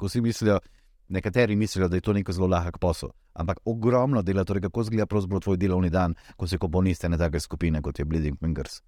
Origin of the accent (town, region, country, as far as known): Slovenia